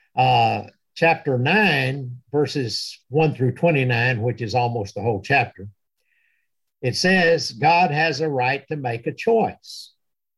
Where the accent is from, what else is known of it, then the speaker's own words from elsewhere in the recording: United States; I'm a Christian who happens to be American